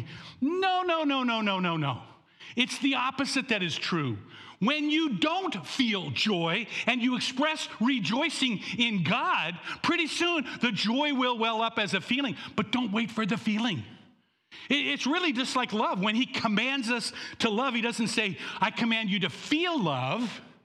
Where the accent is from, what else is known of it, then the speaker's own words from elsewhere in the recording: Canada; I was born in Canada to American parents